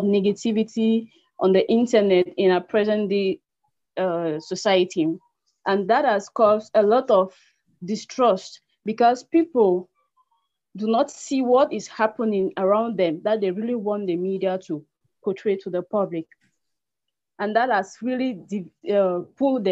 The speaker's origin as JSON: {"language": "English", "country": "Cameroon", "said": "from Cameroon, the publisher of CNews 24"}